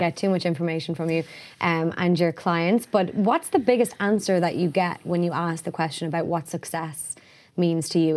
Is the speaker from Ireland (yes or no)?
yes; Ireland; being Irish